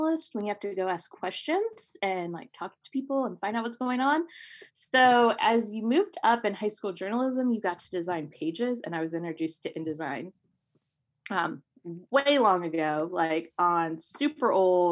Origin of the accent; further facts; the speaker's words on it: Ohio, United States; I grew up in Ohio.